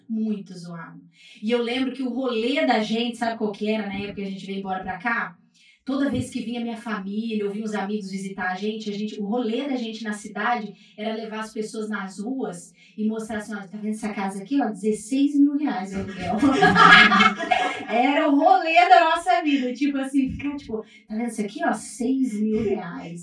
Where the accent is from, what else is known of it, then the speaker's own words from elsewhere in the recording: Maringá, Paraná, Brazil; also born or lived in Pará; E aí eu fui criada então, né? Praticamente criada aqui no Paraná, mas eu sou paraense